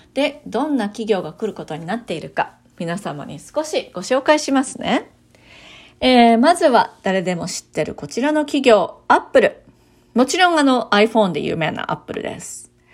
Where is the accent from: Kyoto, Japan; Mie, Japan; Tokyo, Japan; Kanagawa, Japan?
Kyoto, Japan; moved away as an adult; now in Raleigh, United States; 私は日本の京都出身なんですけれども